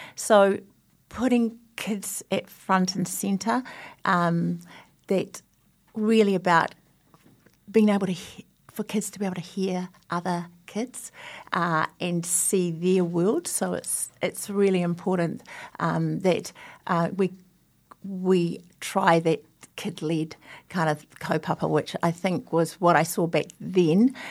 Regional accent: Christchurch, Canterbury, New Zealand; I grew up in Christchurch and my father's from Wairoa

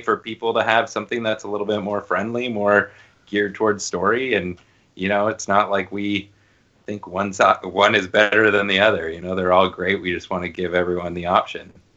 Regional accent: Toronto, Ontario, Canada; moved away; I'm from Toronto, and like a bunch of my Toronto buddies that we all went to high school together

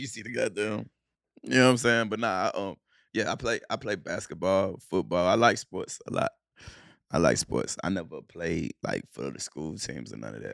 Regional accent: Charlotte, North Carolina, United States; also born or lived in Cleveland, Ohio / Clarksdale, Mississippi; we was born in Cleveland, Ohio. We moved to Charlotte when we was, when I was seven.

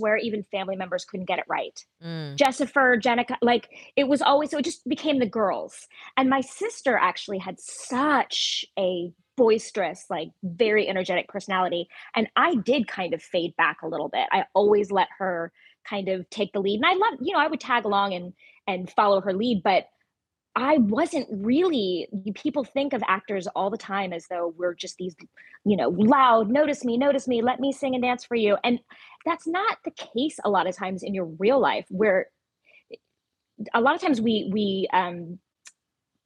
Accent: Ventura County, Southern California, United States; I grew up in Southern California, so luckily there was a lot available to me theater-wise. There was great theaters in, you know, the Ventura County area that I grew up in, Los Angeles

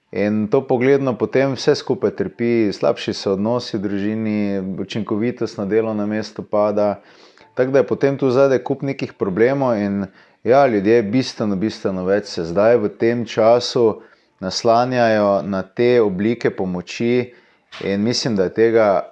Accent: Slovenia; smo Slovenci

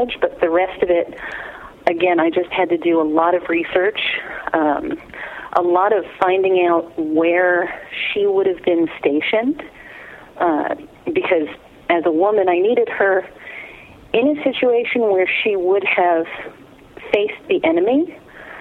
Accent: Long Island, New York, United States; moved away as an adult; now in Phoenix, United States; I grew up in New York on Long Island. I lived there for 23 years.

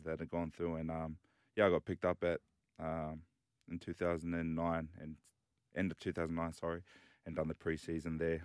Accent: Dunedin, Otago, New Zealand; also born or lived in Cook Islands / Western Sydney; now in Sydney, Australia; so I was born in New Zealand and, uh, grew up playing rugby union. So, uh, I was born in Dunedin

